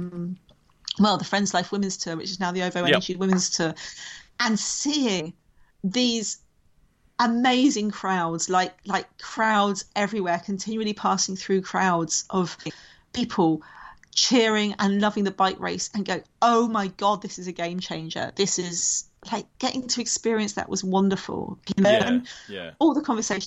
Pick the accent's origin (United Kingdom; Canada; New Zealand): United Kingdom; a Brit